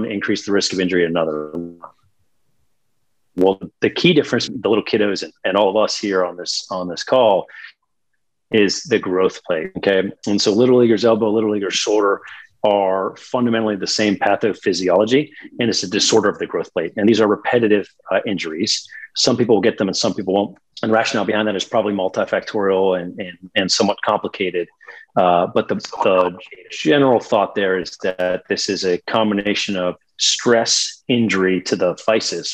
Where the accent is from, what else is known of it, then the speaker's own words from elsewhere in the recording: Pittsburgh, Pennsylvania, United States; moved away as an adult; also born or lived in Virginia / Charlotte, North Carolina / Birmingham, Alabama; originally born and raised in Pittsburgh, Pennsylvania